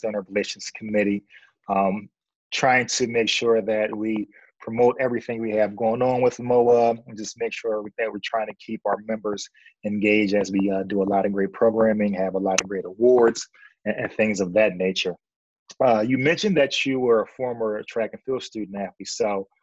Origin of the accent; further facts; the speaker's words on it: Philadelphia, Pennsylvania, United States; moved away; also born or lived in Michigan; I'm from Philadelphia